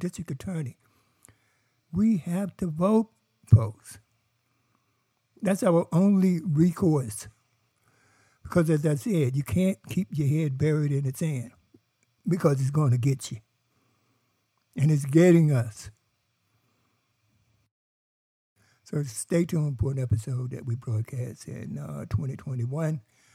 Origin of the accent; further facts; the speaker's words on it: North Carolina, United States; I come from North Carolina